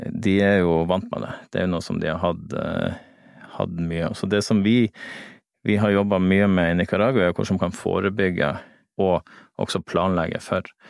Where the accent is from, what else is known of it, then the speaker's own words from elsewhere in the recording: Lofoten, Nordland, Norway; Jeg er fra Lofoten